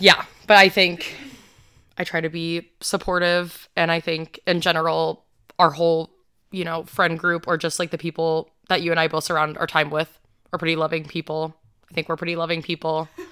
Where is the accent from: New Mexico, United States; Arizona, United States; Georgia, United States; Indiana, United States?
Georgia, United States; I was born in Georgia